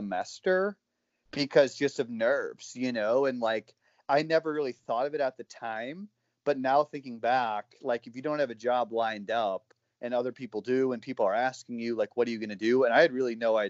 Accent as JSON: {"language": "English", "region": "Ohio", "country": "United States", "moved": "yes", "lives_now": "Pennsylvania, United States", "said": "I'm from Ohio"}